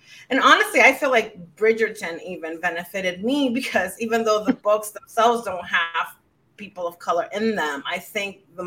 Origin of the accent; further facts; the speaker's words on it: Dominican Republic; moved away as an adult; now in New York City, United States; growing up in the Dominican Republic